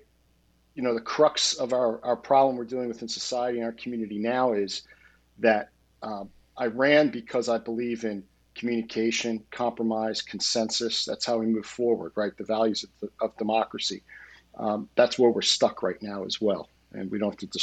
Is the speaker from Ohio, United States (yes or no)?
no; Bucks County, Pennsylvania, United States; moved away as an adult; also born or lived in Quakertown, Pennsylvania; now in Montgomery County, Pennsylvania; I was raised in Bucks County, lived there after we got married, started my career in Lower Bucks, lived in Central Bucks, you know, grew up in Upper Bucks.